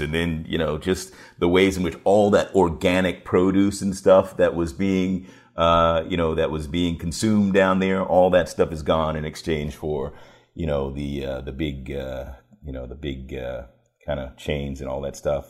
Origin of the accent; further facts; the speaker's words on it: Washington, District of Columbia, United States; also born or lived in York County, Virginia; I grew up in Washington, D C.